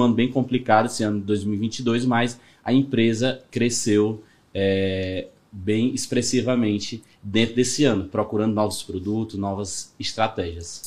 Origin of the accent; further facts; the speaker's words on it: Ceará, Brazil; sou do Ceará mesmo